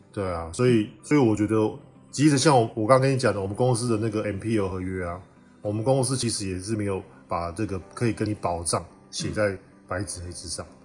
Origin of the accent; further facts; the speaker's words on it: Taiwan; moved away as an adult; also born or lived in Vanuatu; 我们台湾人有很多时候来出国之前都会说